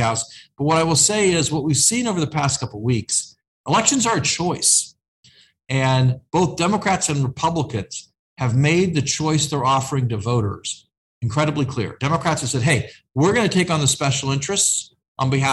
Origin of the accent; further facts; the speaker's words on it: Indiana, United States; now in Washington, United States; my home state's in Indiana